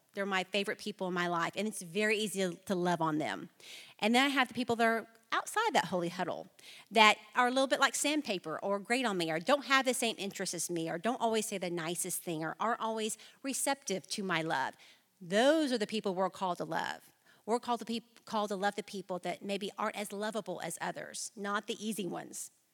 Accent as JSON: {"language": "English", "town": "Flower Mound", "region": "Texas", "country": "United States", "tie": "born or raised there", "said": "I was born and raised in Flower Mound, Texas"}